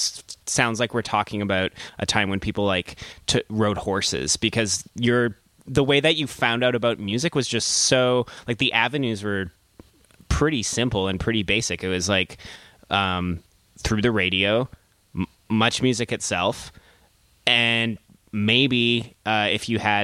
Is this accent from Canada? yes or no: yes; Victoria, British Columbia, Canada; now in Montreal, Canada; growing up in Victoria